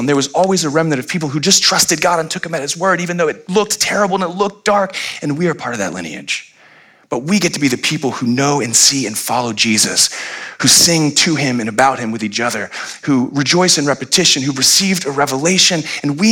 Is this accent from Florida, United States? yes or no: yes; Florida, United States; I grew up in Florida when you could smoke in restaurants